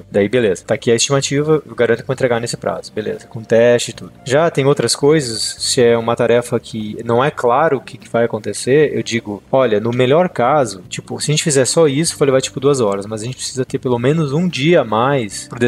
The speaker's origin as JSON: {"language": "Portuguese", "country": "Brazil", "moved": "yes", "said": "quando vim do Brasil, a gente tem sangue no olho, né? A gente quer dominar o mundo"}